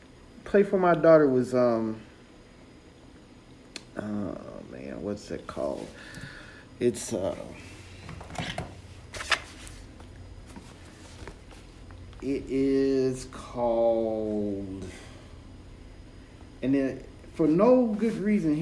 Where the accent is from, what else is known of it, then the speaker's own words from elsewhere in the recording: United States; I'm an American